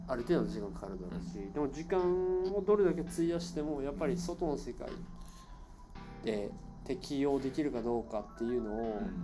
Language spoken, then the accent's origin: Japanese; Japan; moved away; 日本っていう自分の生まれ育った国